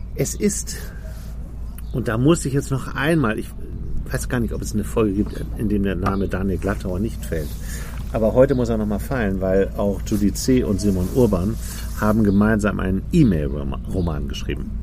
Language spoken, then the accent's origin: German; Hamburg, Germany; moved away as an adult; kommst ja aus einer Großstadt, ich auch, wir sind beide Hamburger, leben aber jetzt beide auf dem Land